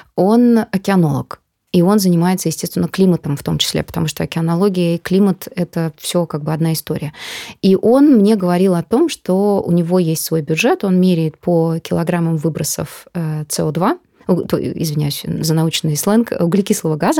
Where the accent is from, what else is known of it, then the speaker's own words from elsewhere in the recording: Moscow, Russia; Мы такие москвичи